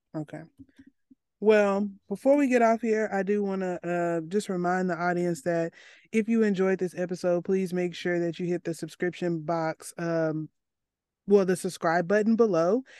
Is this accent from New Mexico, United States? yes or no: no; Arkansas, United States; I come from Arkansas, a place with the highest incarcer-, w, at least top five highest incarceration rates